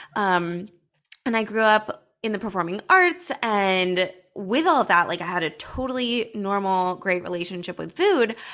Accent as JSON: {"language": "English", "town": "Los Angeles", "region": "California", "country": "United States", "tie": "born or raised there", "said": "I grew up in Los Angeles"}